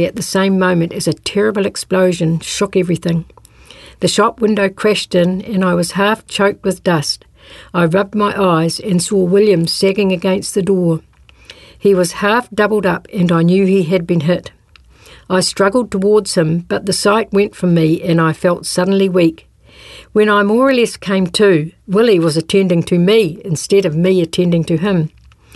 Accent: North Otago, New Zealand; I came from North Otago

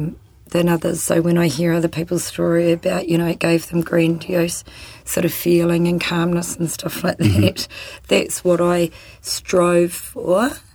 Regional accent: New Zealand; also born or lived in Christchurch, New Zealand / Whangarei, New Zealand / Hamilton, New Zealand / Rangiora, New Zealand; I was born in Christchurch and then moved up to Whangarei. Yes. In Hamilton. Yes. And then when I was 12, we moved down to Rangiora.

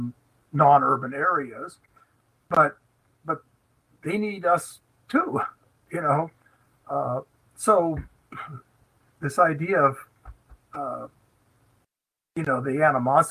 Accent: Los Angeles, California, United States; I was born in Los Angeles, California

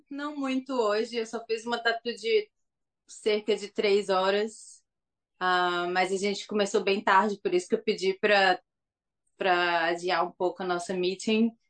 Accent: Governador Valadares, Minas Gerais, Brazil; moved away as an adult; also born or lived in Belo Horizonte / São Paulo; now in Tauranga, New Zealand; de Governador Valadares, Minas Gerais. Ah, é. Nasci lá, já morei em BH, já morei em São Paulo.

